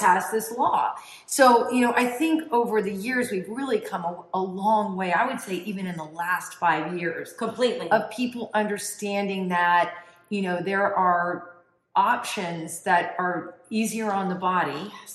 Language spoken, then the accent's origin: English; Tampa, Florida, United States; born and raised in Tampa, Florida, third generation